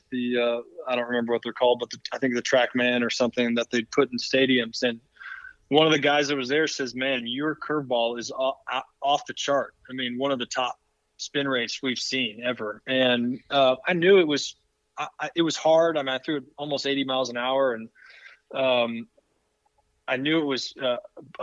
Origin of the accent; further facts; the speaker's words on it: Cleveland, Ohio, United States; moved away; growing up in Cleveland